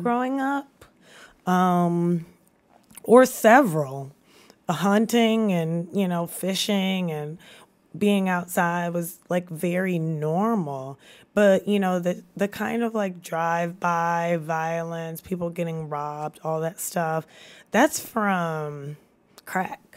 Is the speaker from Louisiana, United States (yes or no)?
yes; Baton Rouge, Louisiana, United States; moved away as an adult; also born or lived in Washington, D.C.; now in Baton Rouge, United States; growing up in Baton Rouge